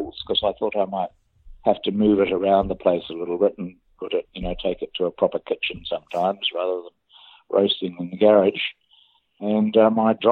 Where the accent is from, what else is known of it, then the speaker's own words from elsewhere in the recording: Auckland, New Zealand; moved away as an adult; also born or lived in Wellington; now in Nelson, New Zealand; I was born in Wellington. I grew up at Auckland and then I moved to Nelson 24 years ago. So I live in Nelson now.